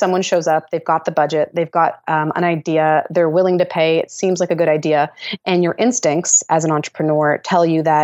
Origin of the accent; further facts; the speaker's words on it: Canada; as a Canadian